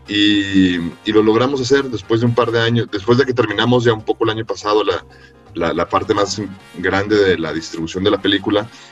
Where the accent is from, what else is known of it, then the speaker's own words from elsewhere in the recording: Mexico; yo nací en México y no en El Salvador